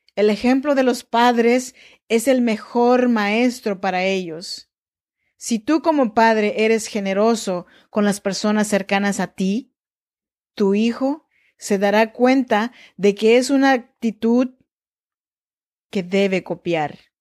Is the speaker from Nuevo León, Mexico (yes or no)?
no; Chinantla region, Oaxaca, Mexico; Yo soy mexicana, eh, oaxaqueña, de la región chinanteca